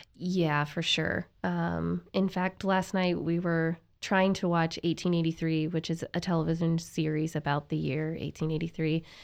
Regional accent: Cincinnati, Ohio, United States; moved away as an adult; also born or lived in Kentucky; now in Tyler, Texas, United States; I'm from Cincinnati, Ohio

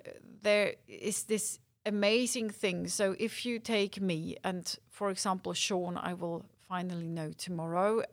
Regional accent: Winterthur, Zurich, Switzerland; Winterthur, my hometown

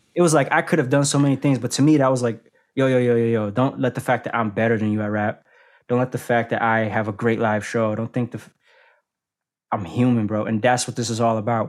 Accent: Boston, Massachusetts, United States; I come from a place like Boston, I'm not from Atlanta, New York City

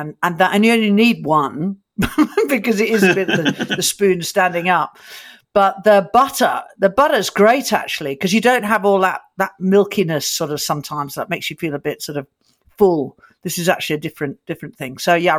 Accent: Australia; I'm an Aussie.

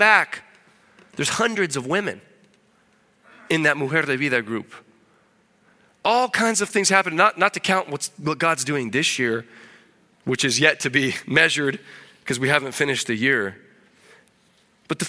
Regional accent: Illinois, United States; moved away as an adult; also born or lived in Keokuk, Iowa; now in Peru; I was born in Keokuk, Iowa, so I guess I'm an Iowan. I'm not sure if Iowan is the right word. That was because I lived across the river in Illinois, but there was no hospital, so they brought me over there to be born in Iowa, plant my flag, right? Immigrant baby, right? I came back to eat some Iowa beef and claim my heritage, but grew up in a farming family in Illinois

